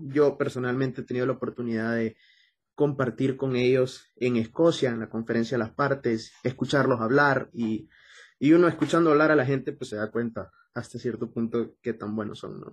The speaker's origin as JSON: {"language": "Spanish", "country": "Honduras"}